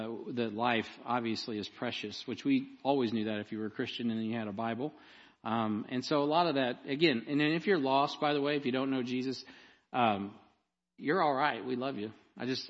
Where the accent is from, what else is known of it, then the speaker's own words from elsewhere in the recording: Jackson County, Missouri, United States; I'm from Jackson County.